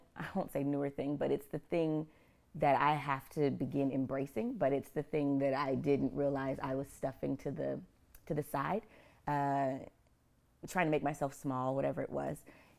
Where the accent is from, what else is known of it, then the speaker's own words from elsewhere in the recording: Oklahoma City, Oklahoma, United States; also born or lived in Idaho / Montana; I'm an Okie girl. I'm from Oklahoma City, but I'm a military brat. My dad was in the Air Force. So I lived in Idaho and Montana first and then moved to Oklahoma.